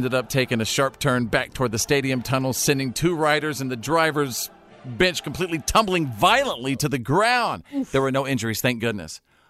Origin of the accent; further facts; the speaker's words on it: North Texas, United States; moved away; I grew up in North Texas, so I was in Tornado Alley.